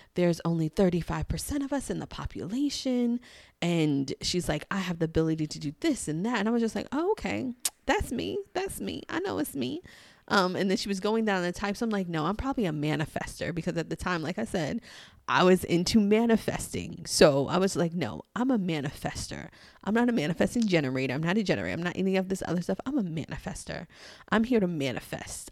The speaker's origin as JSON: {"language": "English", "town": "New York City", "region": "New York", "country": "United States", "said": "I'm from New York. I'm from Queens, Queens in the house"}